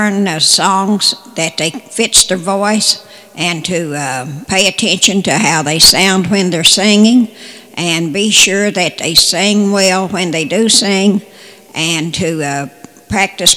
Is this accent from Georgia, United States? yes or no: no; West Virginia, United States; My childhood, I grew up in West Virginia